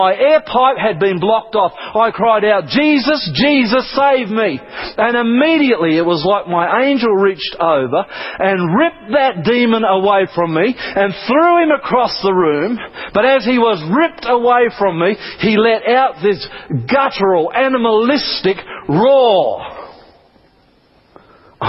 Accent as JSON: {"language": "English", "country": "Australia", "said": "I'm from Australia"}